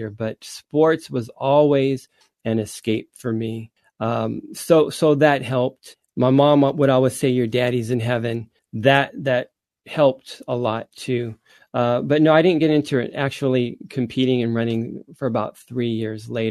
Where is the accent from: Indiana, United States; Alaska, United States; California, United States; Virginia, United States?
California, United States; Anaheim; also born or lived in Stanton, California; we moved from Stanton to Anaheim